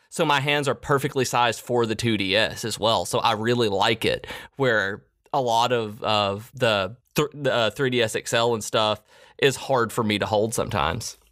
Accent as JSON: {"language": "English", "region": "Middle Tennessee", "country": "United States", "tie": "born or raised there", "said": "I grew up in Middle Tennessee"}